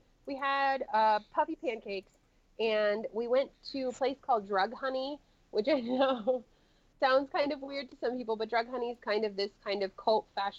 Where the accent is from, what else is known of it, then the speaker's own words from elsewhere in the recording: United States; because, again, I am big American. I take up a lot of space.